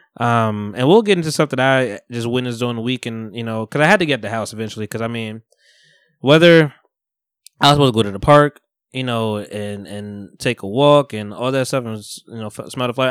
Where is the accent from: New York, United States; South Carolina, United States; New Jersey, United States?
New Jersey, United States; Bogota; moved away; I'm from Bogota originally, you know, North Jersey